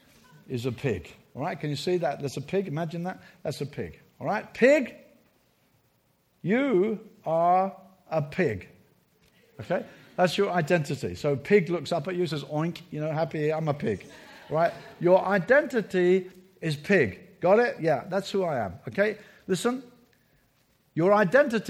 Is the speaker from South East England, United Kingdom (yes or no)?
yes; Brighton, South East England, United Kingdom; my hometown of Brighton